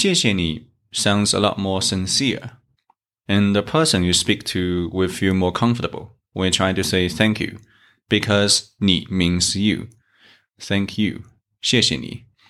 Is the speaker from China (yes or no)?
yes; China; from China